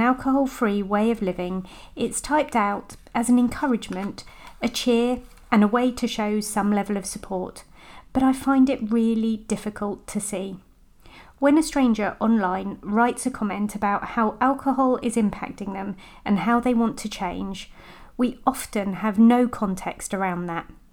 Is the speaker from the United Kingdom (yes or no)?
yes; United Kingdom; I'm British